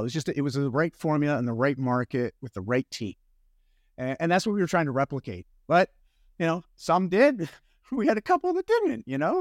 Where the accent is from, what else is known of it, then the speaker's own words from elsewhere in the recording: Canada; I'm Canadian. Don't worry about it if you get my accent there.